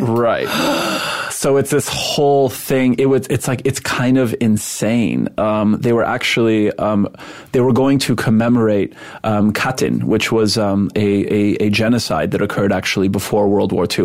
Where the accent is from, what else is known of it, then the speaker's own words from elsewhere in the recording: Montreal, Quebec, Canada; first language Polish; English is a second language; now in United States; I was raised in Montreal